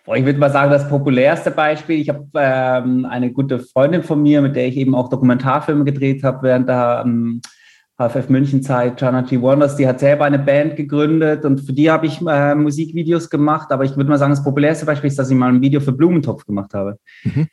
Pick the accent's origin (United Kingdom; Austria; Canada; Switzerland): Switzerland; Basel, Basel-Stadt; moved away as an adult; also born or lived in Munich, Germany; ich bin äh, Schweizer, bin äh, in Basel geboren